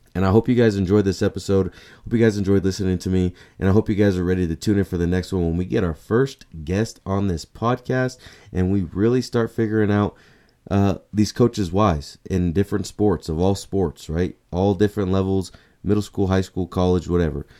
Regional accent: New Mexico, United States; come back to my hometown and become the head coach here

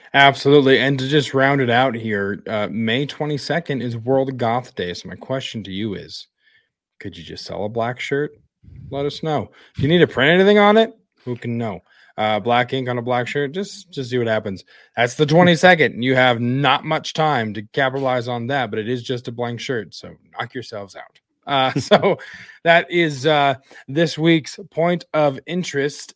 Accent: Wyoming, United States; my hometown in Wyoming.

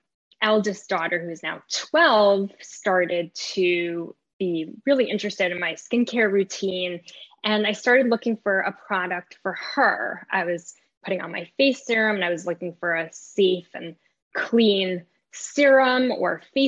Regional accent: New York, United States; also born or lived in Israel; I was raised in New York, and they sent me to Israel every summer

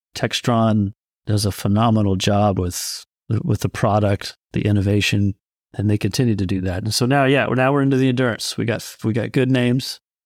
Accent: California, United States; I grew up in California

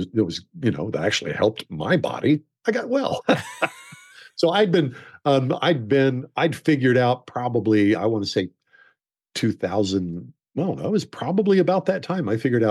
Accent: Oklahoma, United States; And I grew up in Oklahoma. My dad's best friend was the foreman of a ranch.

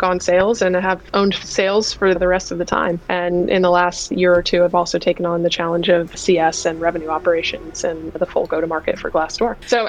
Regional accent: Virginia, United States; moved away as an adult; now in California, United States; I grew up in Virginia. I'm an East Coaster, a recovering East Coaster who's now been in California for a really long time.

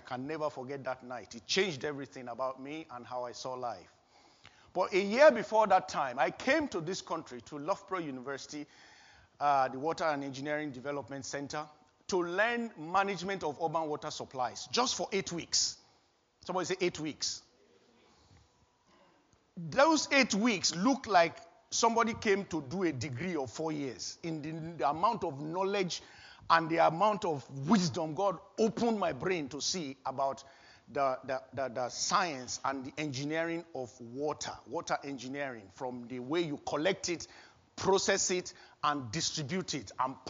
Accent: Nigeria; moved away as an adult; But before that time, I was working fully in Nigeria, my home country, my birth country.

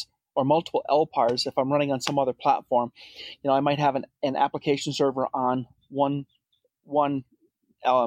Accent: Rhode Island, United States; moved away; I'm originally from Rhode Island, so I grew up just south of Boston. So I'm an East Coaster

